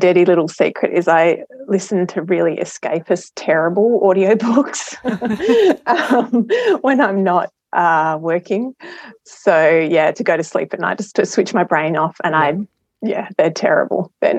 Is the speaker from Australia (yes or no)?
yes; Adelaide, South Australia, Australia; So I'm an Adelaide girl. Fairly idyllic childhood. I grew up at Westlake, lots of swimming over summer and playing on the beach and camping and all that sort of good stuff